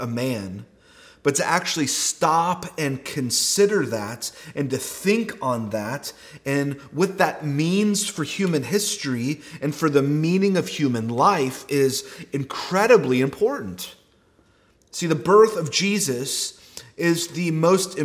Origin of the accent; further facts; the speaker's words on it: Texas, United States; we are all from Texas